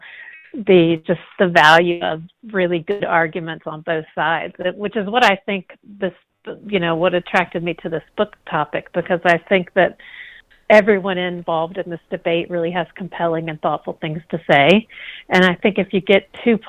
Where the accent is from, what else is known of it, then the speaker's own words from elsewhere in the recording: the South, United States; I'm from the South